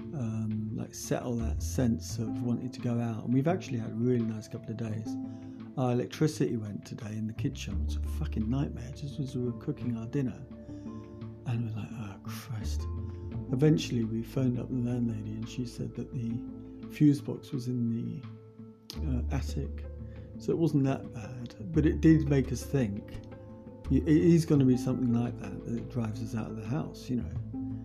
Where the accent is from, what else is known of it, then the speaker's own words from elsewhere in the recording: England, United Kingdom; I was brought up and born in England